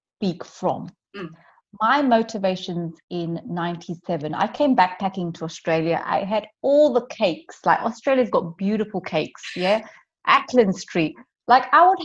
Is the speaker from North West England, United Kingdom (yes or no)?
no; London, United Kingdom; moved away as an adult; I'm from London